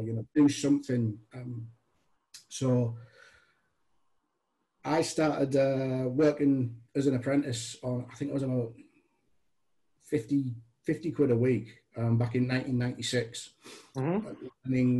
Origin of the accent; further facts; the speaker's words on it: Middlesbrough, North East England, United Kingdom; Born in sunny Middlesbrough, in the grim northeast